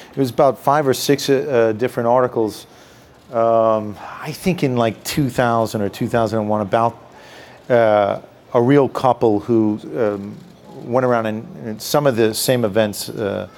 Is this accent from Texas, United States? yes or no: no; New York City, New York, United States; I'm from the Bronx.